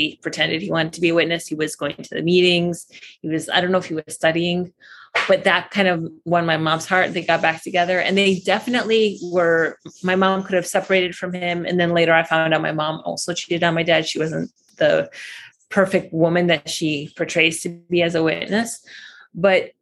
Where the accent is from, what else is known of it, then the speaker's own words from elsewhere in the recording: United States; moved away as an adult; also born or lived in Baghdad, Iraq / Michigan / Chicago / California; now in Costa Rica; So I was born in Baghdad, Iraq, and my family moved to America when I was 1.5.